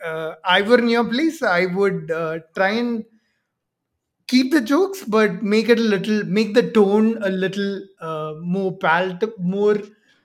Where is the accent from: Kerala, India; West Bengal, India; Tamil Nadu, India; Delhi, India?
Kerala, India; now in Bangalore, India; I live in Bangalore right now, but oh, okay. I'm from Kerala.